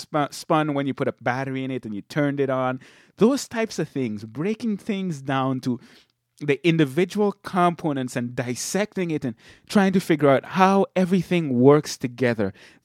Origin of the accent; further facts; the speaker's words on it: Sint Maarten; now in Michigan, United States; And people always ask me why I moved from St. Martin. But I grew up there in St. Martin. I lived a relatively laid-back lifestyle.